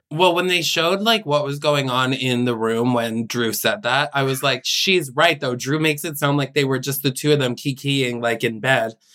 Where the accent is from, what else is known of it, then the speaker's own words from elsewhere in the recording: Albany, New York, United States; Paige and I are from the same hometown